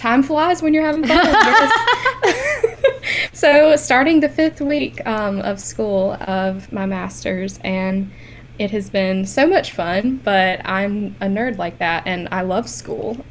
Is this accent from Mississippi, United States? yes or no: yes; Madison, Mississippi, United States; I'm from Madison, Mississippi, and I came to MC in 2015 for my undergrad.